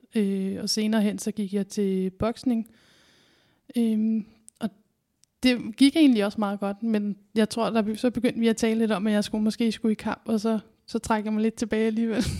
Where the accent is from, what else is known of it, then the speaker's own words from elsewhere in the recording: Kalundborg, Zealand, Denmark; also born or lived in Roskilde; now in Odense, Denmark; så kommer jeg fra Kalundborg